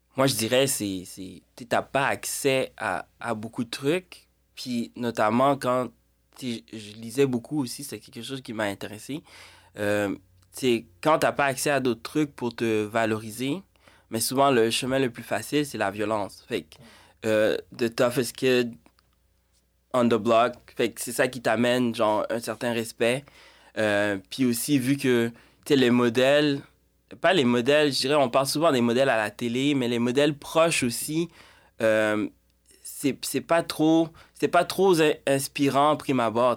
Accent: Montreal, Quebec, Canada; also born or lived in Haiti; en Haïti, grandi à Montréal

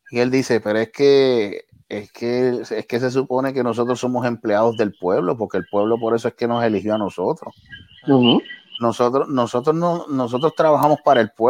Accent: Puerto Rico; yo soy puertorriqueño

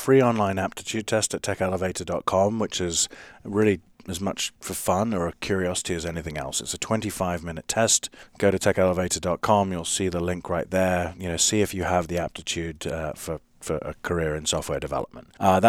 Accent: London, United Kingdom; now in United States; I mean, I grew up in London. It's, you know, you can live in a city of, you know, you're one person in a city of 10 million strangers in London

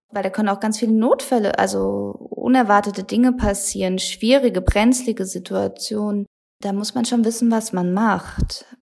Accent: Germany; bei uns in Deutschland

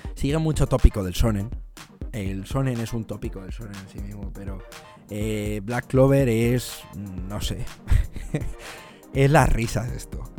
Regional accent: Madrid, Community of Madrid, Spain; moved away as an adult; now in London, United Kingdom; soy de Madrid, de España, aunque vivo, vivo en Londres

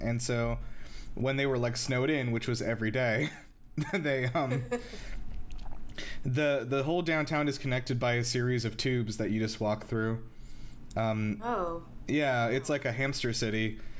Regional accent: Southeast, United States; I've been to cold places, but I've never lived anywhere actually cold. Like, I've always lived in the Southeast.

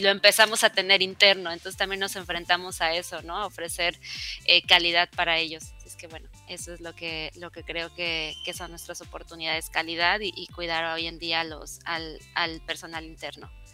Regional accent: Mexico; somos latinos, somos mexicanos

